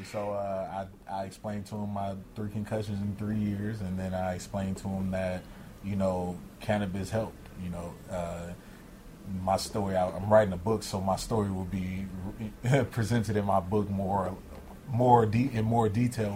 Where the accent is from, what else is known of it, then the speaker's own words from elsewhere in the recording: Los Angeles, California, United States; I grew up in South Central